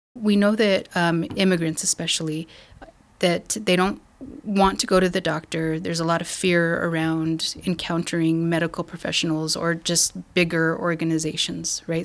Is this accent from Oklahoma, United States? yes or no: no; Española, New Mexico, United States; I'm from New Mexico. I grew up in a little town called Española.